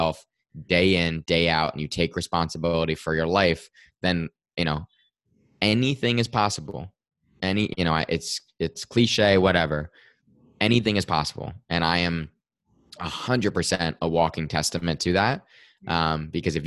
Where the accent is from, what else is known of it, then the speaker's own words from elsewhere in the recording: Westfield, New Jersey, United States; I am in Westfield, New Jersey, about 35 minutes outside of New York. I grew up here in town, so I'm still in my hometown